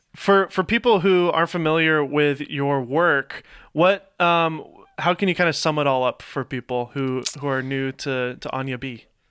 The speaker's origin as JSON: {"language": "English", "town": "Nashville", "region": "Tennessee", "country": "United States", "tie": "born or raised there", "moved": "as an adult", "lives_now": "Los Angeles, United States", "said": "I was, uh, born here, but grew up in Nashville"}